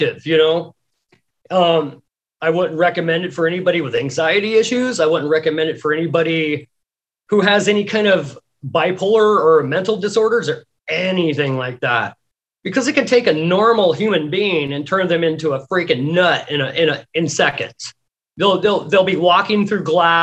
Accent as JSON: {"language": "English", "region": "Pacific Northwest", "country": "United States", "tie": "born or raised there", "said": "I grew up in the Pacific Northwest"}